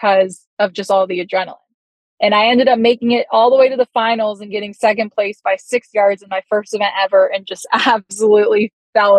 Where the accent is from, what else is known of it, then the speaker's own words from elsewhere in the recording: Hobe Sound, Florida, United States; the Hope Sound event, which is in my hometown